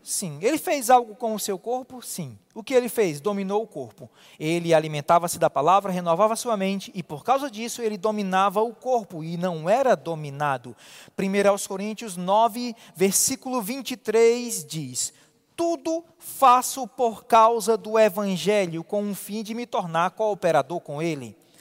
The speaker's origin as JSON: {"language": "Portuguese", "region": "Ceará", "country": "Brazil", "said": "como cearense"}